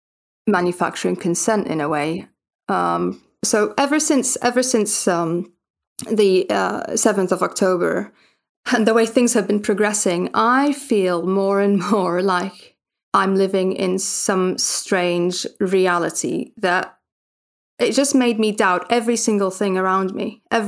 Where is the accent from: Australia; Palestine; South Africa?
Palestine; Gaza, Gaza Strip; moved away; I'm from Gaza